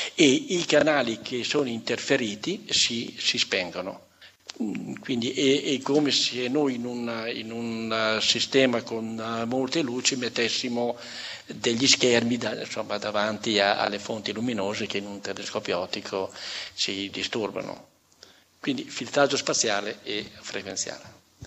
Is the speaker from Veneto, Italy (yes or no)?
no; Emilia-Romagna, Italy; io, io sono romagnolo, conosco bene il, il romagnolo